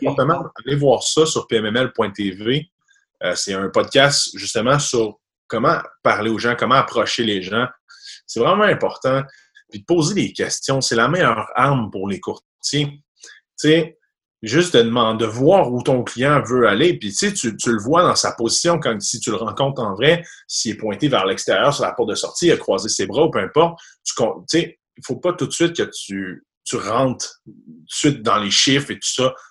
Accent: Sainte-Catherine-de-la-Jacques-Cartier, Quebec, Canada; moi, j'étais un petit gars de Sainte-Catherine, agent quartier, euh, Québec, donc un reculant banlieue, loin de la ville. Je suis un petit gars de la campagne, donc j'ai 26 ans. j'ai grandi là toute ma jeunesse

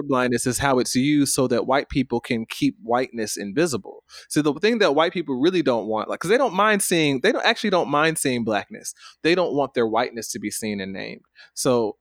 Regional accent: Stone Mountain, Georgia, United States; I come from Stone Mountain

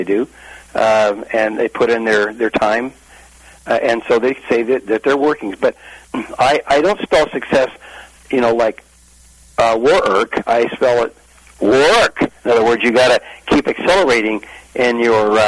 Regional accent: Imperial Valley, Southern California, United States; I grew up in Southern California down the Imperial Valley

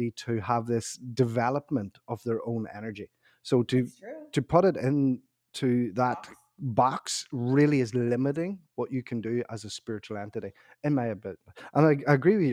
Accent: Ireland; I'm also Irish

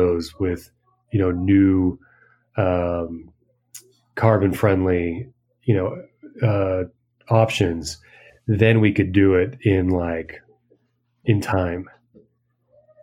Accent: United States; now in Peru; as an American

